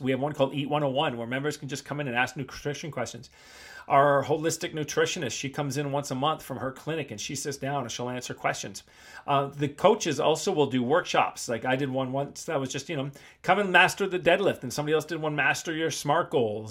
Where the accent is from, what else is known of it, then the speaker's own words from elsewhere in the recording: Canada; moved away as an adult; also born or lived in Asia; I just grew up in North America, and I grew up in North American gyms, you know, as Toronto gyms, Vancouver gyms